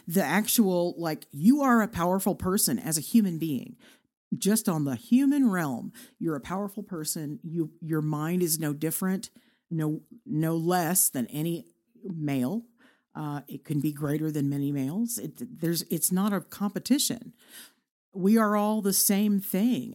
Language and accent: English; Irving, Texas, United States; moved away as an adult; now in Amarillo, United States; a city called Irving, Texas